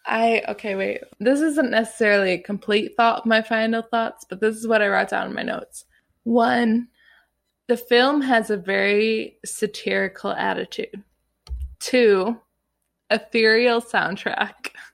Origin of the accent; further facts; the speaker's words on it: Illinois, United States; moved away; also born or lived in South Carolina; Illinois, my home state